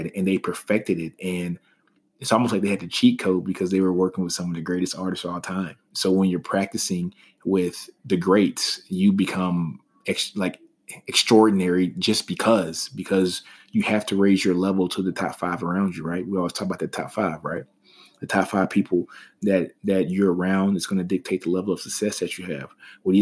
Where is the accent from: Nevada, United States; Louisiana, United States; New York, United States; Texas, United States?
Louisiana, United States; Shreveport; a kid from Shreveport, Louisiana